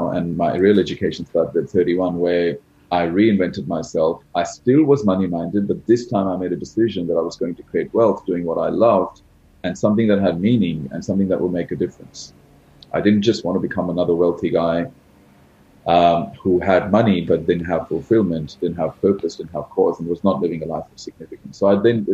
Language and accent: English; Australia; also born or lived in India; I was born in India, which is a country where there's obviously a lot of poverty. And, I came from an average middle-class background. My parents never really had money. And then when I was very young, we migrated to Australia.